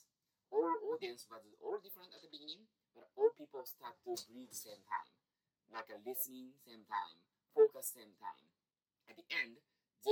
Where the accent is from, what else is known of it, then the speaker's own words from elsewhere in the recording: Japan; English is a second language; moved away as an adult; now in United States; I was living in Japan